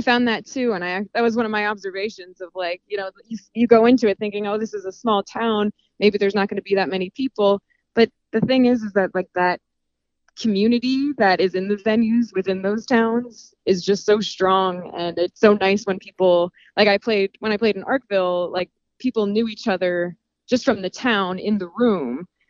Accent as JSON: {"language": "English", "area": "Sussex County", "region": "New Jersey", "country": "United States", "tie": "born or raised there", "also_born_or_lived": "New York City", "moved": "as an adult", "said": "I'm a Jersey girl"}